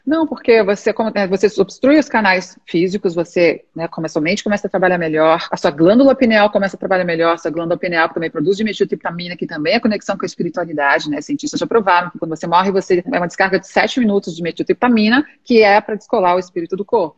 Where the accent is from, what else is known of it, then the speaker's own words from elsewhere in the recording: Santa Catarina, Brazil; moved away as an adult; also born or lived in Australia; now in São Paulo, Brazil; Minha família é gaúcha, mas eu sou, sou, nasci em Santa Catarina e vivi lá minha vida inteira até morar em São Paulo.